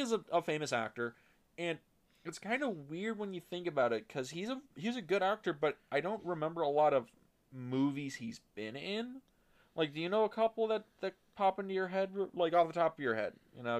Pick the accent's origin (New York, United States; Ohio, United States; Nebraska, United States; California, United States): California, United States; I know. I know. I grew up in Southern California.